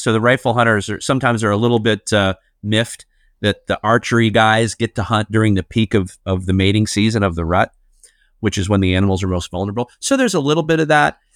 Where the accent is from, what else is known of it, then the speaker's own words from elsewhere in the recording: Chicago, Illinois, United States; I grew up in Chicago, Illinois